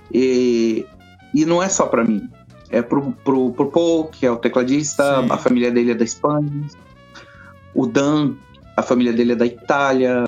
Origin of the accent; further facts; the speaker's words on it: Brazil; moved away as an adult; now in London, United Kingdom; eu sou brasileiro